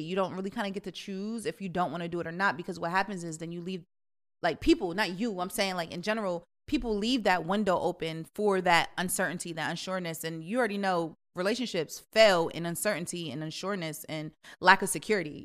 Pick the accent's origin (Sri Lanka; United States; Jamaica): Jamaica; I'm Jamaican